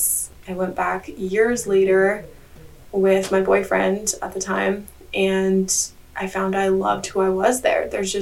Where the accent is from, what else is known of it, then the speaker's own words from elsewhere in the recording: Hawaii, United States; now in Bali, Indonesia; I actually live in Bali, but I was born and raised in Hawaii